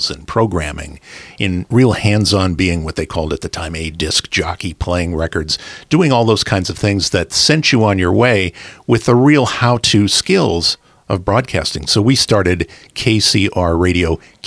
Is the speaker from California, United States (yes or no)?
yes; Los Angeles, California, United States; now in San Diego, United States; I was a kid growing up in Los Angeles